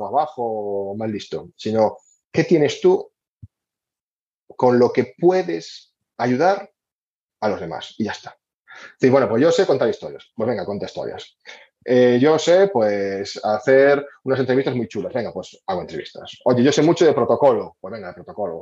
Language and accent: Spanish; Galicia, Spain